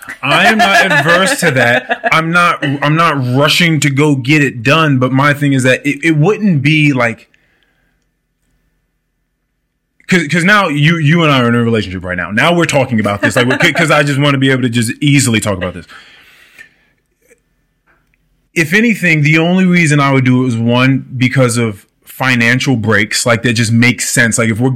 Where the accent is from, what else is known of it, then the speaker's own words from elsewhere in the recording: India; Now, it could have been I grew up in India.